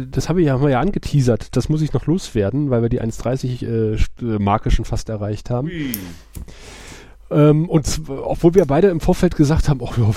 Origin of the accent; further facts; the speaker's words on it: Aachen, North Rhine-Westphalia, Germany; weil ich bin ja in der Grenzregion aufgewachsen, wenn du halt in Aachen bist und du fährst irgendwie Walser Quartier nach Wals rüber.